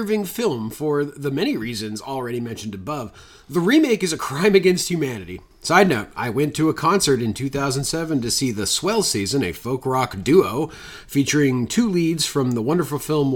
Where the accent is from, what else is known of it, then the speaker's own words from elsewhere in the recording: Nova Scotia, Canada; I'm from Nova Scotia